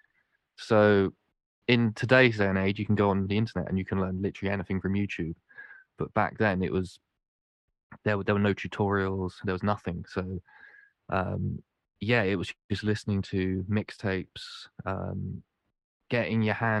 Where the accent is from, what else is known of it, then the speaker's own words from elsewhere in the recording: Winchester, South East England, United Kingdom; moved away as an adult; also born or lived in Cardiff; Where I grew up in Winchester, there wasn't much hip-hop